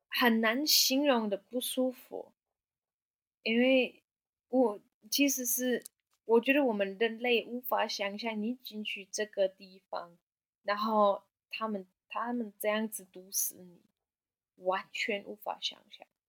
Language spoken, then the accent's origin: Chinese; Germany; Chinese is a second language; moved away as an adult; also born or lived in Hualien, Taiwan; now in Taiwan; 因为我是德国人